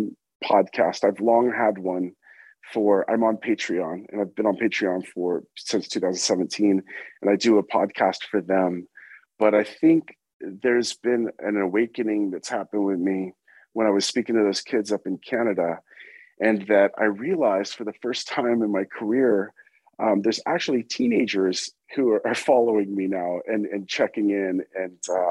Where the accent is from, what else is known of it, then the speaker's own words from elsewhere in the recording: California, United States; moved away; also born or lived in New York; I was born in California. I've lived in New York half my life and half my life in California